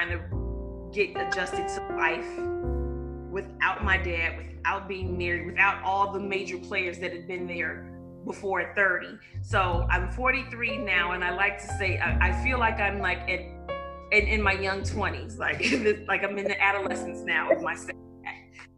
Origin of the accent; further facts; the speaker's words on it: Chicago, Illinois, United States; also born or lived in Louisiana; I was born and raised in Chicago